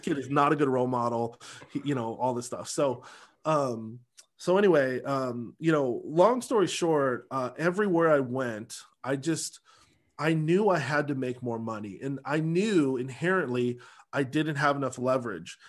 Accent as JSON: {"language": "English", "town": "Seattle", "region": "Washington", "country": "United States", "tie": "born or raised there", "also_born_or_lived": "Los Angeles", "moved": "as an adult", "lives_now": "Dallas, United States", "said": "I grew up in Beacon Hill, Rainier Valley"}